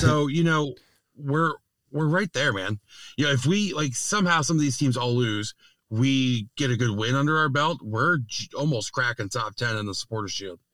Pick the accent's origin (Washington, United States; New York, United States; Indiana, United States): New York, United States; as a New Yorker